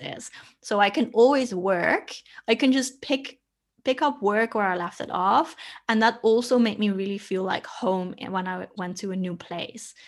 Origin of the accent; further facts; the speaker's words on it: Netherlands; moved away as an adult; also born or lived in Australia; I left my home country, which is the Netherlands